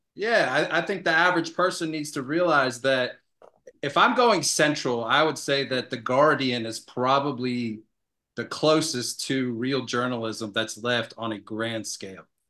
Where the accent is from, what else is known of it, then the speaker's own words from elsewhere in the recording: Atlanta, Georgia, United States; moved away as an adult; also born or lived in Savannah, Georgia; now in Colorado, United States; I grew up in Atlanta, Georgia, ended up, uh, living most of my life in Savannah, Georgia